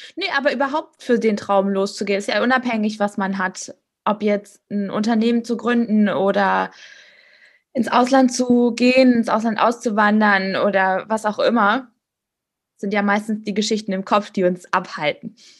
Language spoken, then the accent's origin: German; Germany; also born or lived in Finland; als Deutsche in Finnland